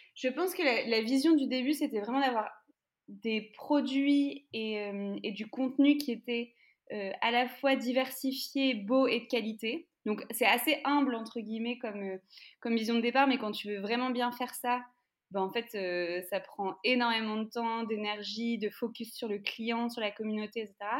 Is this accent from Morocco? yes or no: no; France; nous en France, en fonction de évidemment là où tu grandis, moi, là où j'ai grandi